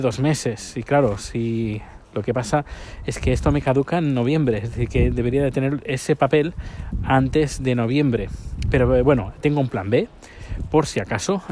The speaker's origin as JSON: {"language": "Spanish", "country": "Spain", "moved": "yes", "lives_now": "Sweden", "said": "la nacionalidad española"}